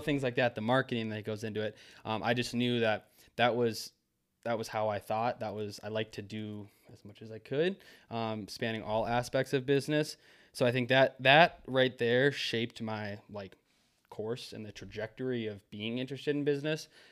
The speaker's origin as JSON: {"language": "English", "town": "Maple Grove", "region": "Minnesota", "country": "United States", "tie": "born or raised there", "said": "I grew up in Maple Grove, Minnesota"}